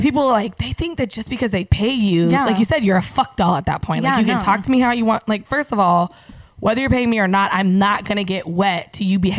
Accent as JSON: {"language": "English", "town": "San Diego", "region": "California", "country": "United States", "moved": "yes", "said": "I'm from San Diego."}